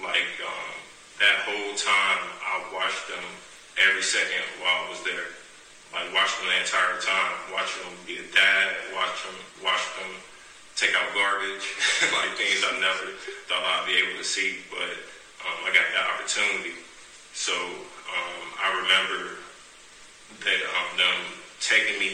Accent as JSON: {"language": "English", "town": "Chicago", "region": "Illinois", "country": "United States", "tie": "born or raised there", "said": "Growing up in Chicago, well, I loved growing up in Chicago"}